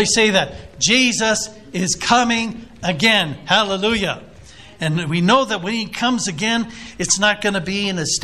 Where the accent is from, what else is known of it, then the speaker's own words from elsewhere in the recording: El Cajon, California, United States; I was a boy growing up in El Cajon, California, which is a suburb of San Diego, about 15 miles east